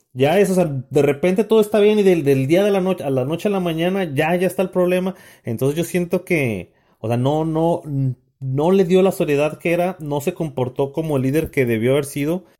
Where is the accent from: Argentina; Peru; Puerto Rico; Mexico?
Mexico